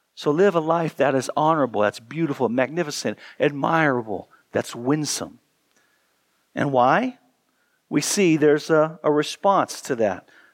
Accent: United States; as Americans

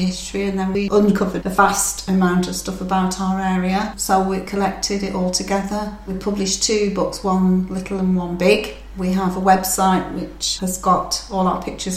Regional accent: Oswaldtwistle, North West England, United Kingdom; moved away as an adult; also born or lived in Coventry; now in Earnsford Grange, United Kingdom; Oswald Twistle in Lancashire, a little mill town. So that's where I originated.

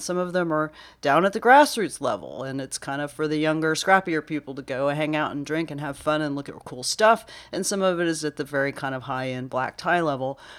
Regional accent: Irving, Texas, United States; I grew up in Irving, Texas.

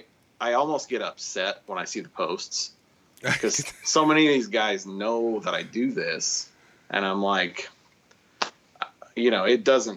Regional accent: Garden Grove, Iowa, United States; I grew up in South Central Iowa, Garden Grove. So, you know, tiny town.

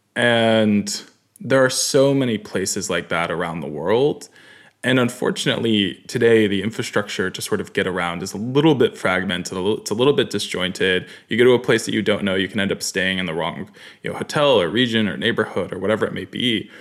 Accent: Katonah, New York, United States; I grew up in New York, small town called Katona, beautiful, beautiful place outside the city

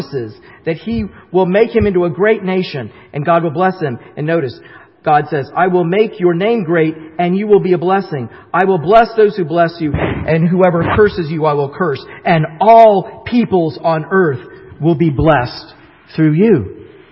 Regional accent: the South, United States; moved away; I grew up in the South, and sometimes it comes out in some of the things that I say, like I say y'all and stuff, and so y'all know that I really am a Southerner still to this day

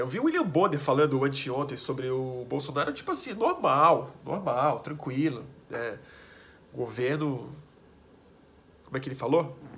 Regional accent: Brazil; a gente é brasileiro

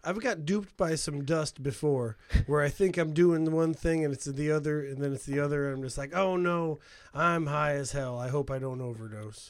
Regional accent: Hammond, Indiana, United States; I grew up in Hammond, Indiana

